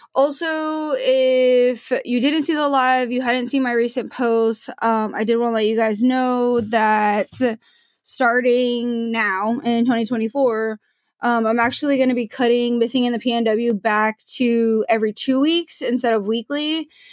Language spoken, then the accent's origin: English; Portland, Oregon, United States; I grew up in Portland